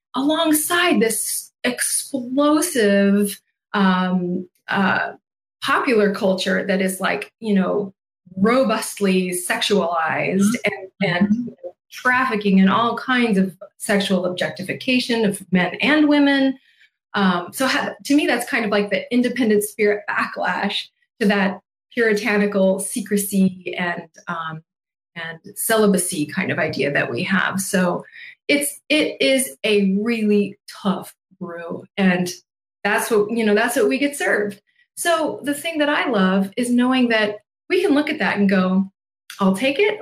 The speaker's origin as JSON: {"language": "English", "country": "United States", "said": "what we get to experience here as American adults"}